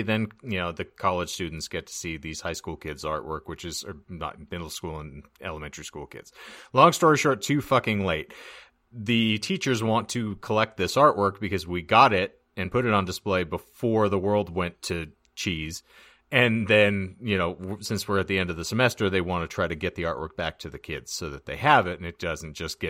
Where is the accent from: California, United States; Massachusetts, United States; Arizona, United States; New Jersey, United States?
Arizona, United States; Lake Havasu City; Yeah, it's and like I grew up like in Havasu, there are routinely hills and driveways that are at least a 60-degree angle.